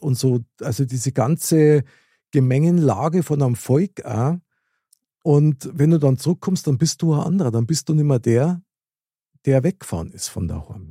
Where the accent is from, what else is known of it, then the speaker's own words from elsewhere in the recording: Bavaria, Germany; wir aus Bayern